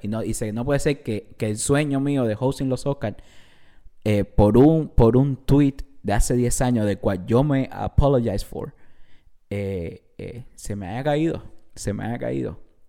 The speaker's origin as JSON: {"language": "Spanish", "country": "Cuba", "said": "no soy mexicano, soy cubano de Cuba"}